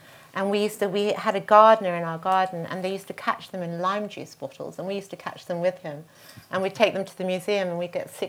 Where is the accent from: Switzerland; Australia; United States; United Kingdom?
Australia; I grew up in Australia.